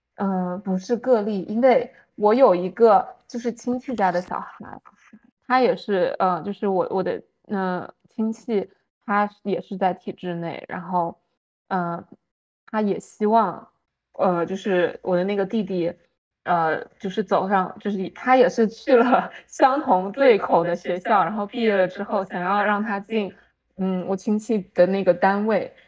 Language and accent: Chinese; Fujian, China; now in United States; 我们福建人